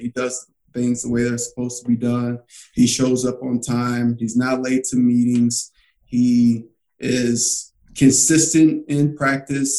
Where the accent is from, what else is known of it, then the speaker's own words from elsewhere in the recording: Alcoa, Tennessee, United States; I grew up in Alcoa, Tennessee, which is right outside of Knoxville.